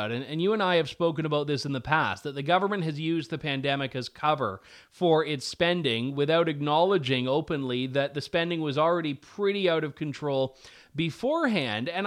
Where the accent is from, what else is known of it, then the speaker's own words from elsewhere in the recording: Canada; I, I, as a Canadian taxpayer, would happily cut my portion of the CBC subsidy